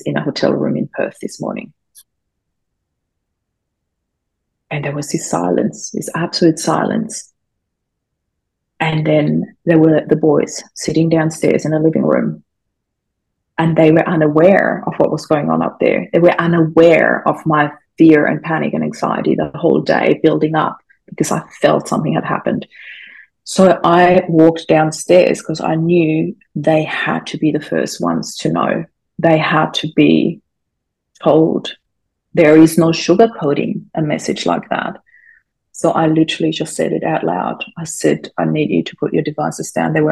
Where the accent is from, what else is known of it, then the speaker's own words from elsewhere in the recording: Austria; English is a second language; moved away; I grew up in Austria. English is not my first language, but I'm quite fluent, as you can tell.